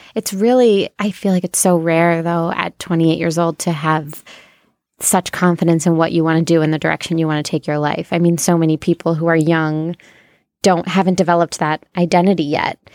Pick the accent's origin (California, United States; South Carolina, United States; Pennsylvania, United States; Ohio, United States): Ohio, United States; now in New York, United States; I'm from Ohio